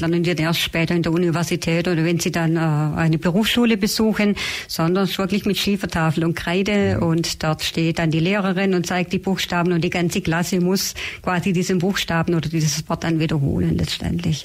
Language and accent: German; Germany; bei uns in Deutschland